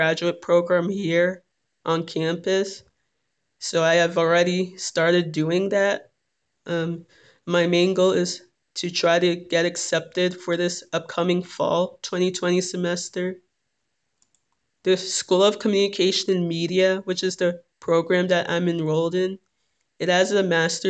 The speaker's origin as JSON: {"language": "English", "town": "Little Ferry", "region": "New Jersey", "country": "United States"}